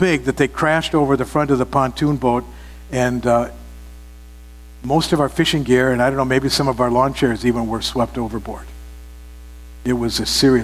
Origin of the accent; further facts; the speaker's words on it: Minnesota, United States; We're from Minnesota, the land of, what's the number up to now, 16,000 lakes, something like that?